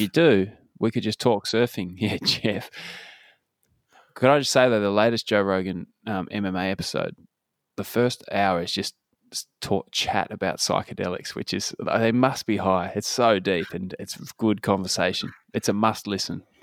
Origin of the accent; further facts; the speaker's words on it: Claremont, Australia; moved away; growing up in Claremont